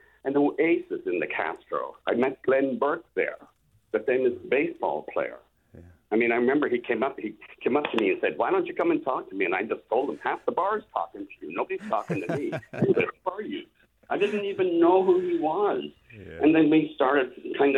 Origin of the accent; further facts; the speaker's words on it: Ireland; moved away as an adult; also born or lived in San Francisco; now in San Diego, United States; I arrived in San Francisco on September the 4th, 1979. I was 27 and from Ireland.